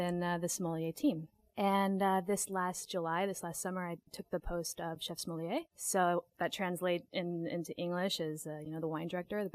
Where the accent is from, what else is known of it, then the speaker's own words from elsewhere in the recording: Anchorage, Alaska, United States; moved away as an adult; now in France; I grew up in Anchorage, Alaska